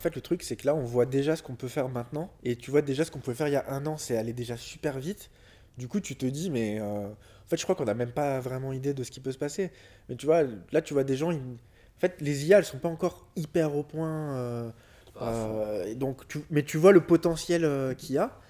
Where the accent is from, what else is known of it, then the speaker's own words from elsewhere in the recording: Lyon, Auvergne-Rhône-Alpes, France; Je suis né en 88 à Lyon.